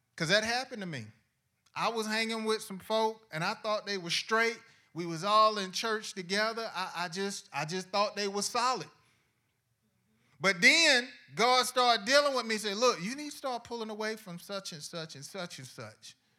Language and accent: English; Decatur, Georgia, United States; also born or lived in College Park; I was, uh, living in College Park up until the third grade. Then after the third grade, my family and I, we moved to Decatur, and I was raised in Decatur